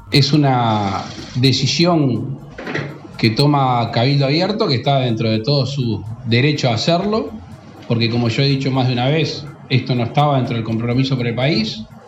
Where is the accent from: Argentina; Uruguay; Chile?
Uruguay